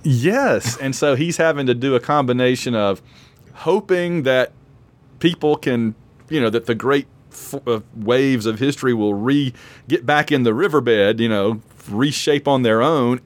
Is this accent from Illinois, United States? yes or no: no; Sylacauga, Alabama, United States; I'm from Sylacauga, Alabama, which has had people hit by meteors before